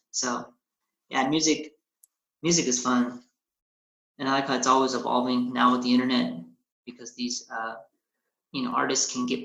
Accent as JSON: {"language": "English", "country": "United States", "tie": "born or raised there", "said": "i'm i'm a mexican american right? I'm, I was born in America but definitely Mexican parts. So uh, I love like my Hispanic culture uh, or my, my Mexican culture. Both my parents immigrated from from Mexico, came to the states. I was born here"}